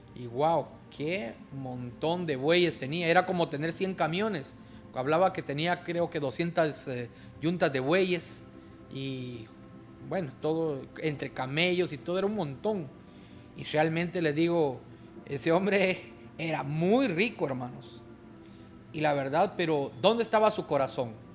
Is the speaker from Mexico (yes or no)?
no; Guatemala; now in Honduras; en mi tierra